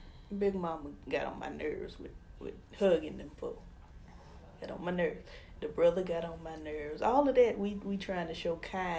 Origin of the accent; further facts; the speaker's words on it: Louisiana, United States; We are from Louisiana.